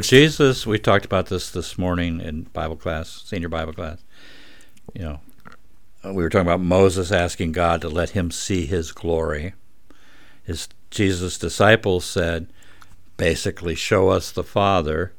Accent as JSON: {"language": "English", "region": "Scotland", "country": "United Kingdom", "said": "I'm Scottish"}